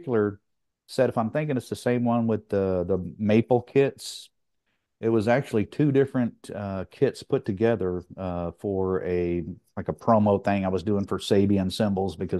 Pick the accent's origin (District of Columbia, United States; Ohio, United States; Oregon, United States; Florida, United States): Florida, United States; Tampa; I'm from Tampa, Florida